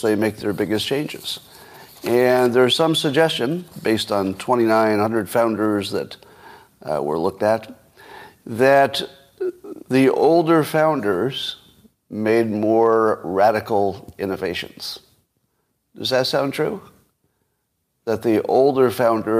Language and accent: English; Windham, New York, United States; moved away; my hometown? In Windham, New York?